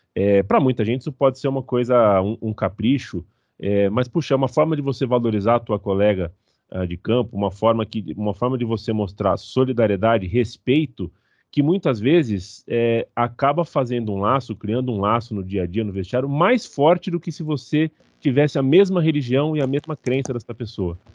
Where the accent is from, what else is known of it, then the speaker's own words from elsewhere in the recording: Brazil; A gente é ocidental, a gente é brasileiro